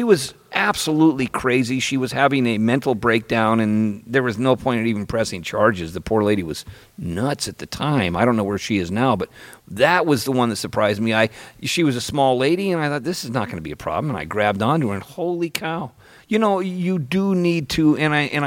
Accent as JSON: {"language": "English", "town": "Petaluma", "region": "California", "country": "United States", "tie": "born or raised there", "said": "I grew up in Petaluma when it was a brawling town"}